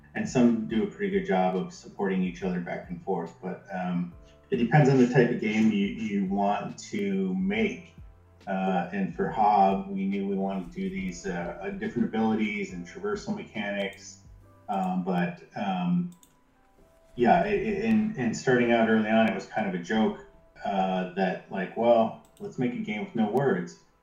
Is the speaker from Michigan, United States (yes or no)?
yes; Jackson, Michigan, United States; my hometown, Jackson, Michigan